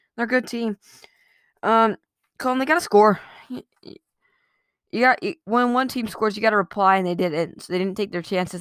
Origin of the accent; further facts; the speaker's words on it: United States; as an American